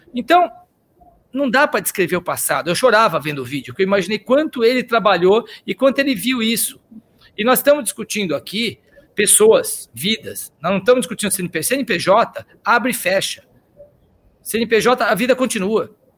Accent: São Paulo, Brazil; also born or lived in Austria; eu sou um cara que nasci aqui em São Paulo, comecei a trabalhar com 17 anos de guia turístico

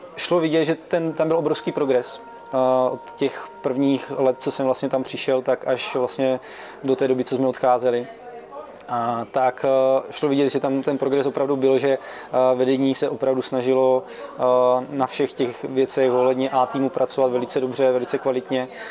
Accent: Halenkovice, Zlín Region, Czechia; now in Brno, Czech Republic; my jsme původem ze Zlína, a, a vlastně z, z, z Halenkovic, to je u, u, u Zlína kousek u Napajedel

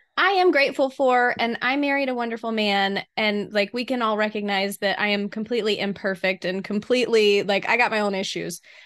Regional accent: the South, United States; here in the South, we seem

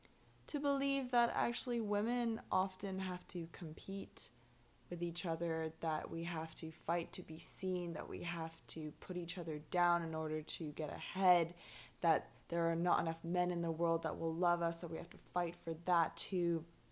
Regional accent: Hong Kong; also born or lived in London / Edinburgh; now in Mexico; I'm from Hong Kong. I'm half Irish, I'm half Hong Kong Chinese. I've lived in London and Edinburgh, Hong Kong obviously, and now I'm hanging around in Mexico.

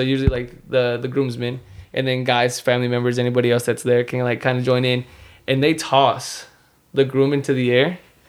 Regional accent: Durango, Mexico; Because you know we're vaqueros from Durango, you know.

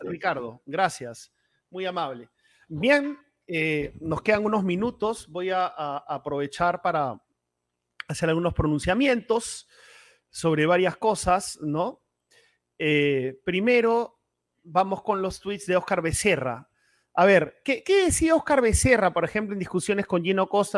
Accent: Peru; Todos somos peruanos y peruanas

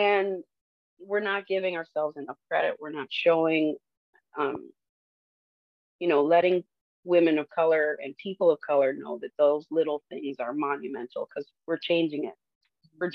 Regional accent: Detroit, Michigan, United States; moved away; I'm from Detroit

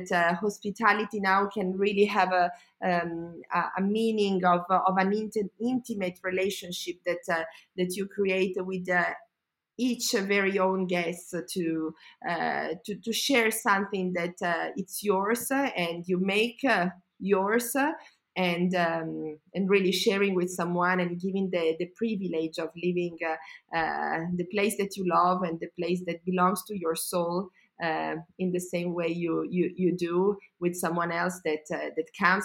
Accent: Como, Lombardy, Italy; also born or lived in Milan / United States; I was born and raised in Como, and still I live here

